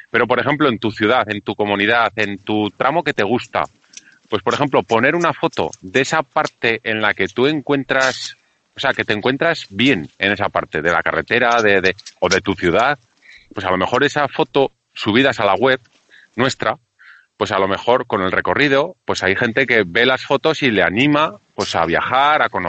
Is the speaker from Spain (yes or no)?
yes; Zaragoza, Aragon, Spain; ¿y yo, ¿y yo que soy de Zaragoza qué hago?